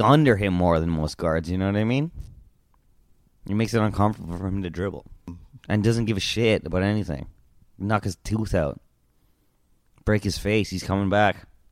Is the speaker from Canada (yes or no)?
yes; Canada; I was from Canada